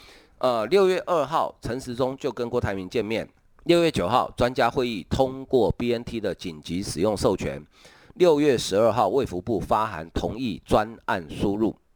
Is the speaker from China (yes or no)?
no; Taiwan; 好，真的用一句我们台湾话，我不晓得中国的朋友听不听不懂哈